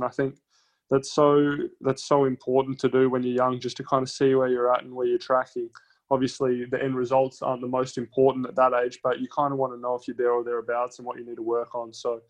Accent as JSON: {"language": "English", "town": "Adelaide", "region": "South Australia", "country": "Australia", "said": "We're all from Adelaide, and that was a Tennis Australia trip. So it could have been all through Australia, but all of us obviously from Adelaide."}